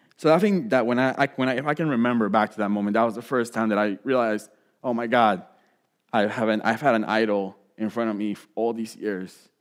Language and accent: English; Puerto Rico; moved away; growing up in Puerto Rico